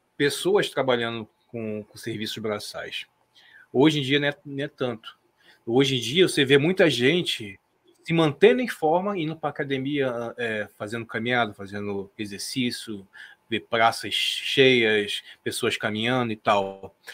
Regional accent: Brazil; nós como brasileiros

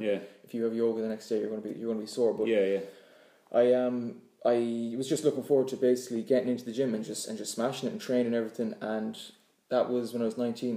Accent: Claremorris, Connacht, Ireland; I'm local. I'm from Claremorris.

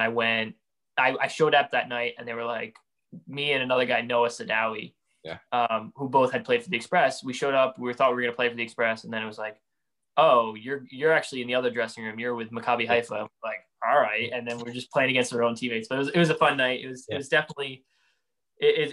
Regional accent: Hudson Valley, New York, United States; we're both from the Hudson Valley, New York

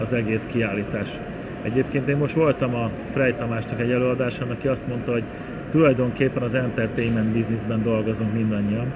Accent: Hungary; mi magyarok vagyunk

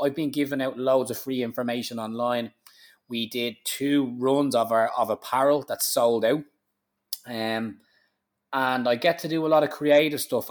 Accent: Ireland; being an Irish man

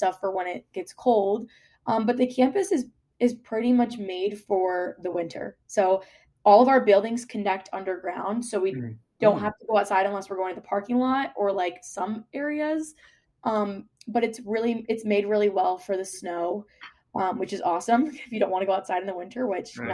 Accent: Virginia, United States; moved away as an adult; now in Buffalo, United States; so I'm from Virginia and if we got 1 inch of snow, we would be off for like 2 days.

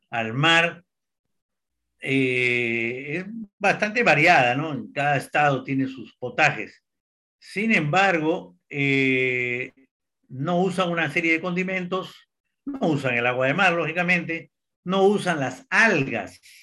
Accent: Peru; moved away as an adult; also born or lived in United States; now in Brazil; soy peruano de nacimiento, me crié en mis primeros años también en Brasil y después Perú, viví en Estados Unidos

